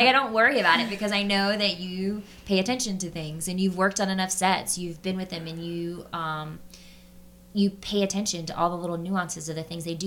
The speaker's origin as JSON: {"language": "English", "region": "the South", "country": "United States", "said": "I'm from the South"}